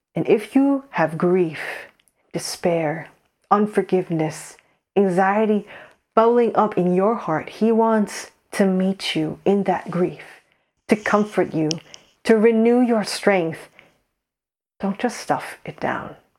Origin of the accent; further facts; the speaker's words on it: United States; moved away as an adult; now in Saint Andrews, United Kingdom; we're Korean American